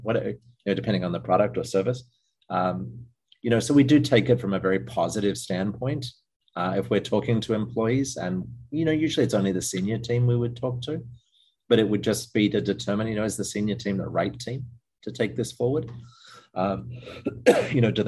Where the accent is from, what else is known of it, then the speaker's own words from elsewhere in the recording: Australia; moved away; I'm Australian originally